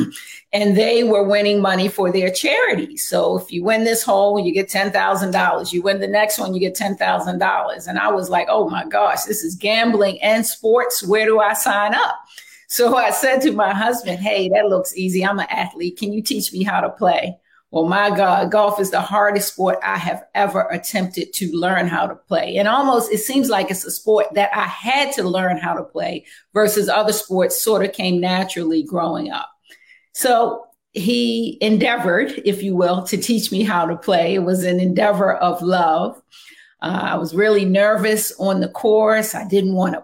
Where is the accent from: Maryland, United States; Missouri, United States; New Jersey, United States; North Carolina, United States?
Maryland, United States; Baltimore; born and raised in Baltimore